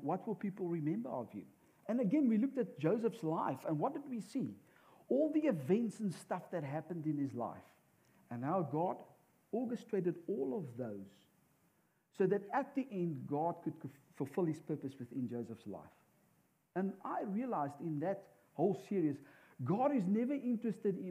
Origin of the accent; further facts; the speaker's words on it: South Africa; moved away as an adult; we come from South Africa.